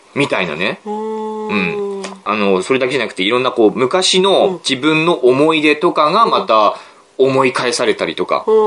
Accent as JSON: {"language": "Japanese", "region": "Aomori", "country": "Japan", "said": "我々の青森"}